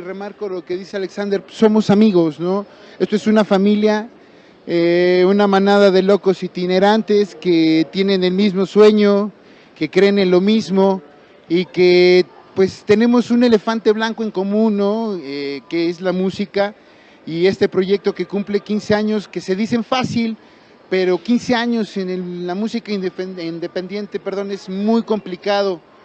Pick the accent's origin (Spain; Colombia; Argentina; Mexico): Mexico; Mexico City; yo vengo del poniente de la Ciudad de México